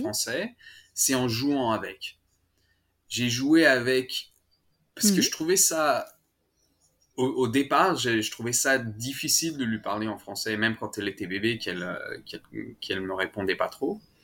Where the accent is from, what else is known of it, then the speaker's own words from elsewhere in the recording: Annecy, Auvergne-Rhône-Alpes, France; first language French; moved away as an adult; also born or lived in Paris; now in Melbourne, Australia; je viens d'Annecy, de, des Alpes. Euh, pas loin de la mm. Suisse, euh, pour ceux qui connaissent pas trop la France. Euh, et j'ai grandi là-bas. Je suis né à Paris et quand j'avais à peu près 5 ans, mes parents ont déménagé dans les Alpes